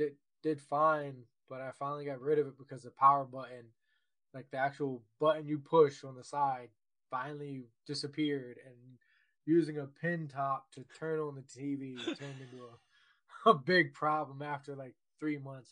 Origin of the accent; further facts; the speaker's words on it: Virginia, United States; I was born and raised in Virginia